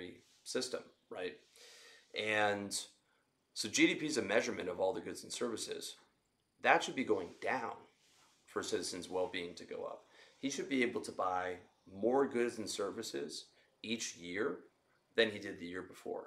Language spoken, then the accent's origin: English; Canada; now in Southeast Asia; I'm Canadian and I live in Southeast Asia